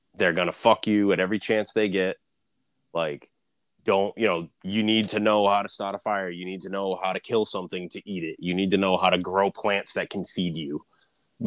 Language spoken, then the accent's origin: English; outside of Boston, Massachusetts, United States; I grew up like outside of Boston